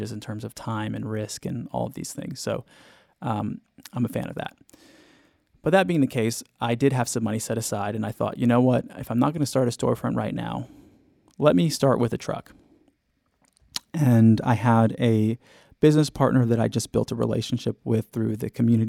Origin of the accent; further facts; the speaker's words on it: Southern California, United States; I'm from Southern California